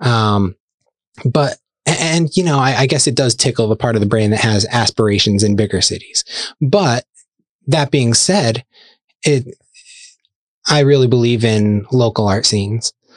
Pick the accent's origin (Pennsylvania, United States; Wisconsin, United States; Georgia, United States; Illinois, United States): Pennsylvania, United States; Scranton; moved away as an adult; also born or lived in Ohio; now in Lehigh Valley, United States; I grew up in the Scranton area